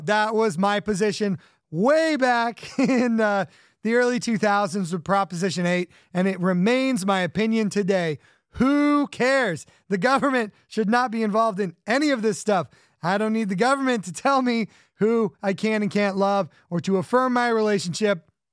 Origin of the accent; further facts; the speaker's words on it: California, United States; growing up in California